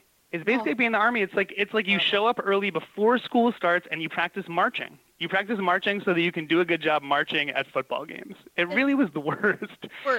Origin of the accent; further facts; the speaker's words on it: New York, United States; I grew up on Long Island in the hometown of John Philip Sousa, who does all, like, the marching band music and stuff.